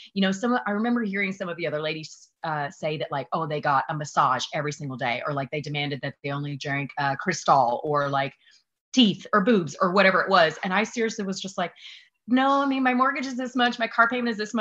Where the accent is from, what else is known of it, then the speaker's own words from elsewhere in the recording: Newnan, Georgia, United States; just south of Atlanta. I was from Newnan, Georgia. It's a small town outside